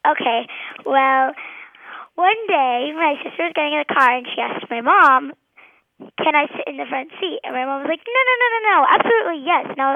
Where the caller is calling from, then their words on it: Argyle, Texas, United States; I'm calling from Argyle, Texas.